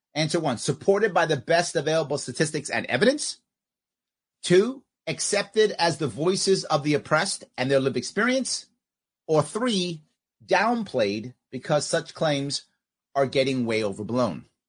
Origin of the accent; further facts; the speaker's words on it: New York City, New York, United States; Where I grew up in New York City, very few Native Americans